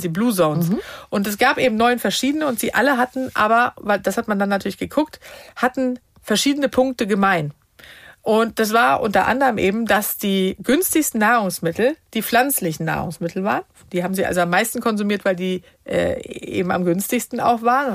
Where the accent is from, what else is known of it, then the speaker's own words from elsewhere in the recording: Sweden; moved away; wir kommen ja aus Schweden ursprünglich